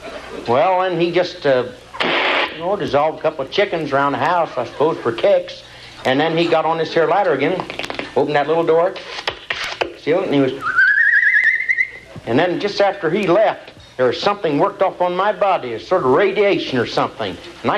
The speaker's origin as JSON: {"language": "English", "town": "Bellbrook", "region": "Ohio", "country": "United States", "said": "I'm from Bellbrook, Ohio."}